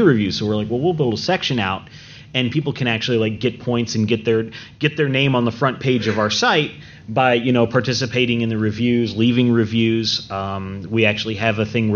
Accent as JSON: {"language": "English", "region": "Georgia", "country": "United States", "said": "I'm from Georgia here"}